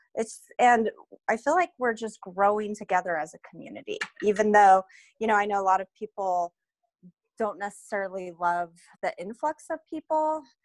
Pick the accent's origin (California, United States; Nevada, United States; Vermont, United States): Nevada, United States; Reno; I'm originally from Reno.